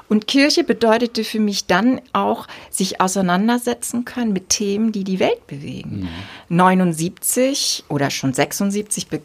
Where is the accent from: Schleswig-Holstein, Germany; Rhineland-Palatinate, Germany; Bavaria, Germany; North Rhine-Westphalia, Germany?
Schleswig-Holstein, Germany; Wesselburen; also Wesselburen